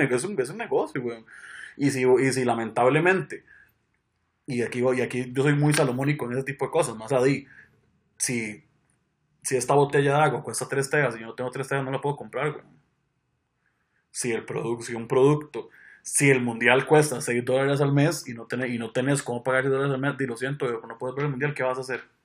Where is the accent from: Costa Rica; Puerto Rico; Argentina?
Costa Rica